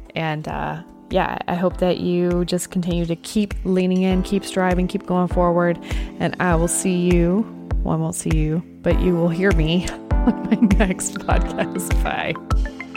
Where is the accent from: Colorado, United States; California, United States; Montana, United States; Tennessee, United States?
Tennessee, United States; also born or lived in Oklahoma; I've been in Tennessee since I was three, from Oklahoma, born in Oklahoma and moved here